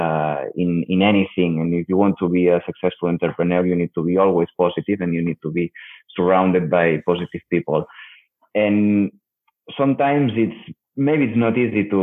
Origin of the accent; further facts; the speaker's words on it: Barcelona, Catalonia, Spain; I'm from Barcelona. I have all the connections in the market.